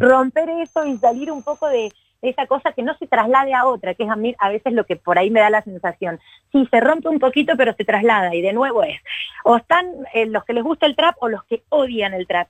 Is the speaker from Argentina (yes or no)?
yes; Córdoba, Argentina; also born or lived in Mendoza, Argentina / Mexico; yo nací en Mendoza, pero ah, en realidad he vivido casi toda mi vida en Córdoba, porque tengo todas mis familias de acá, la mayor parte, así que soy, bueno, me asumo como cordobesa